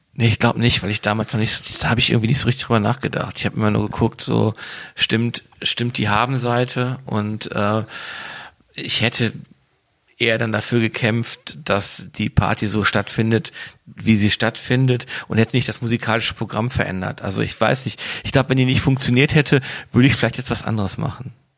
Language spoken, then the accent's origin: German; Wuppertal, North Rhine-Westphalia, Germany; Ich komme aus Wuppertal